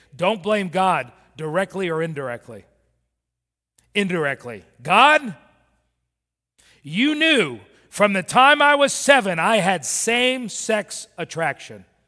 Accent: Miami, Florida, United States; also born or lived in Birmingham, Alabama; I was raised in Miami.

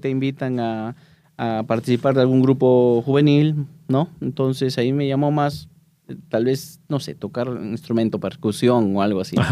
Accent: Peru; moved away; soy de Perú

